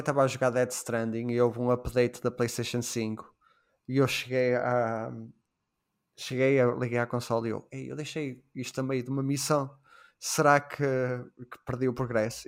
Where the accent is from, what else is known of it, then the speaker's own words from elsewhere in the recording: Portugal; Sendo português